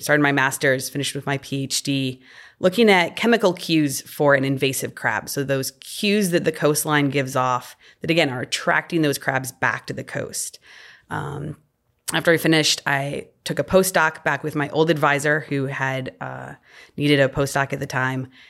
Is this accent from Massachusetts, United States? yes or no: no; Illinois, United States; moved away as an adult; also born or lived in Missouri / Delaware; now in Louisiana, United States; growing up in Illinois